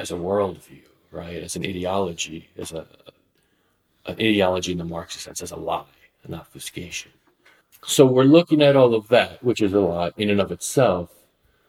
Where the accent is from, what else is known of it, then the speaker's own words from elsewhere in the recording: Miami, Florida, United States; moved away as an adult; also born or lived in East St. Louis / St. Louis; when I was growing up in Miami